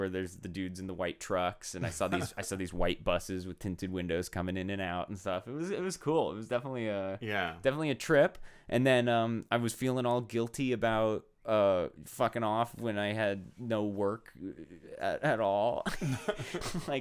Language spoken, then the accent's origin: English; Arizona, United States; now in Los Angeles, United States; I am from Arizona